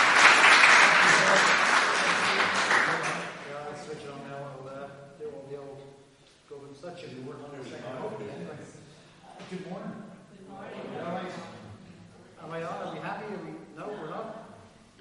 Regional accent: Dublin, Leinster, Ireland; also born or lived in Stoke-on-Trent; now in Naas, Ireland; I'm Irish. I was born in Dublin. But it wasn't home

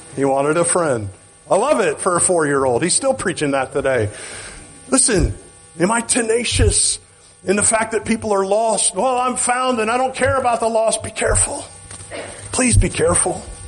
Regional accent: Oklahoma, United States; I'm from Oklahoma

